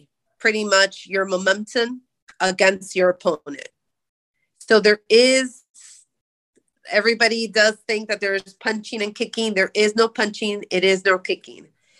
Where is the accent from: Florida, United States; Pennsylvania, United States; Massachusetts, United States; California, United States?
Florida, United States; But we're originally from the East Coast, where he did judo for Carroll City, and so near the Miami area.